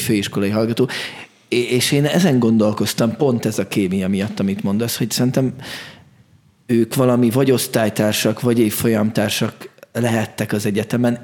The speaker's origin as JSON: {"language": "Hungarian", "region": "Budapest", "country": "Hungary", "said": "ahonnan én jövök, tizenhetedik kerületben van a Gózony Gyula Kamara Színház"}